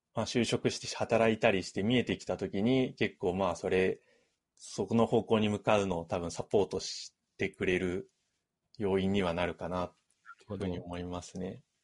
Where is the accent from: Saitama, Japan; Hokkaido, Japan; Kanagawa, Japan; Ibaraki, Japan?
Ibaraki, Japan; now in Tokyo, Japan; 僕も結構茨城出身